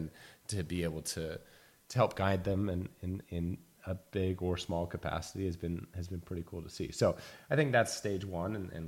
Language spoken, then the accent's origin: English; United States; as an American kid